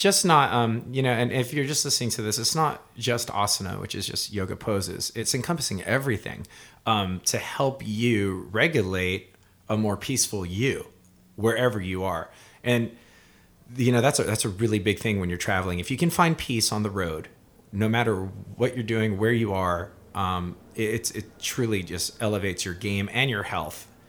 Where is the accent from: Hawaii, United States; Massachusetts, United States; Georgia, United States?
Hawaii, United States; moved away as an adult; now in Southern California, United States; I'm a musician from Hawaii. I moved out to California